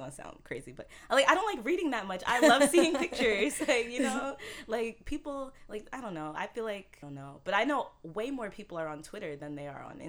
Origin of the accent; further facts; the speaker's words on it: Maplewood, New Jersey, United States; first language Haitian Creole; moved away as an adult; also born or lived in Newark, New Jersey / Haiti (parents); now in Washington, D.C., United States; So I was born there, and then we moved to the suburbs of Maplewood mm-hmm. and spent most of my life in Maplewood. And then I moved to D.C.